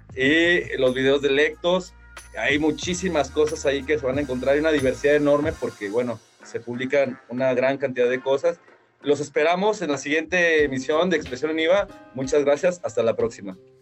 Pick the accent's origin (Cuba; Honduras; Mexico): Mexico; Guadalajara, Jalisco; así somos los de Guanatos